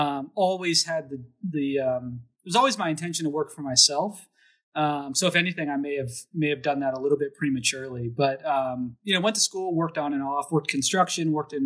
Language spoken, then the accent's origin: English; Emmitsburg, Maryland, United States; also born or lived in Pennsylvania; So I grew up in Maryland, in a town called Emmitsburg, which is right below the Mason-Dixon line. So I was actually, I was born in Pennsylvania, for example. And I grew up on a dairy farm